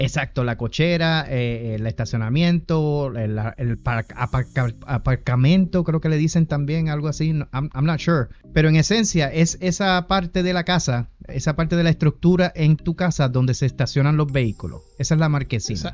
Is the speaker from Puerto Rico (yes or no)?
yes; Humacao, Puerto Rico; en el municipio de Humacao, que fue donde me crié, allá en Puerto Rico